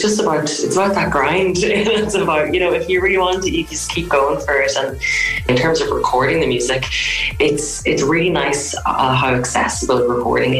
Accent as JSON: {"language": "English", "town": "Monaghan", "region": "Ulster", "country": "Ireland", "tie": "born or raised there", "said": "I grew up in Monaghan"}